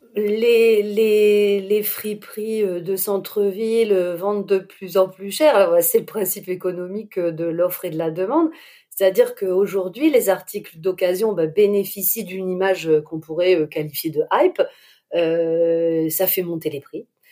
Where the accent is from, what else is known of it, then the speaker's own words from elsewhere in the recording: Lille, Hauts-de-France, France; je suis lilloise